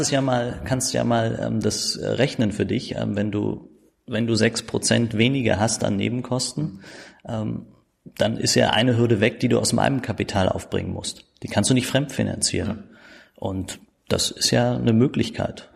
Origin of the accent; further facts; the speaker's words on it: Berlin, Germany; accent: Berlin dialect; also born or lived in Steglitz-Zehlendorf, Berlin; Aufgewachsen in Marzahn-Hellersdorf mhm. ähm, und auch da groß geworden, zur Schule gegangen